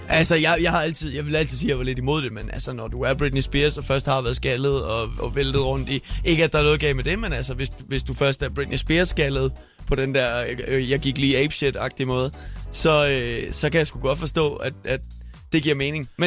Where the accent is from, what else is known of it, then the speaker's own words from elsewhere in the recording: Skanderborg, Central Denmark Region, Denmark; now in Copenhagen, Denmark; Jeg talte med en anden fra Skanderborg, der havde det på samme måde.